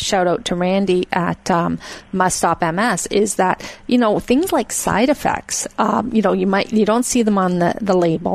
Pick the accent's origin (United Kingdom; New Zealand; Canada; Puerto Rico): United Kingdom; Scotland; moved away; I'm from Scotland originally